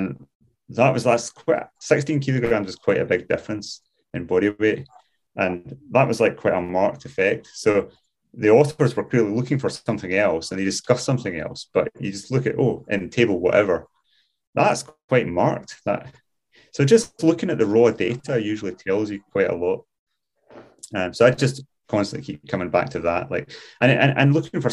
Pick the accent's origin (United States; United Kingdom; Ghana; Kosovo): United Kingdom; Glasgow, Scotland; moved away as an adult; now in Scottish Highlands, United Kingdom; I grew up in Glasgow